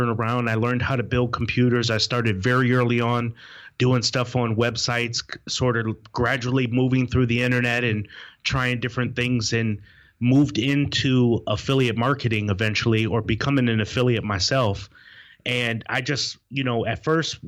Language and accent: English; Wisconsin, United States; moved away as an adult; now in Raleigh, United States; It's where I was born and raised in Wisconsin